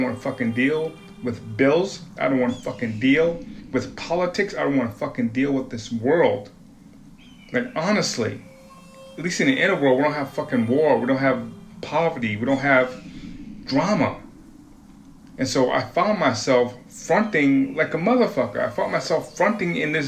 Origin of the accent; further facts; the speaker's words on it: Woonsocket, Rhode Island, United States; moved away as an adult; also born or lived in Kansas City; now in Beaverton, United States; I'm from Providence, Rhode Island, or Woonsocket